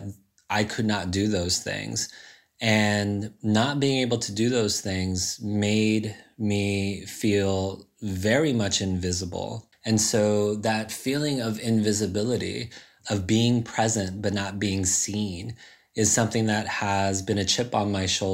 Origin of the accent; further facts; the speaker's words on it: Riverside, California, United States; I grew up in Riverside, so right up the freeway from San Diego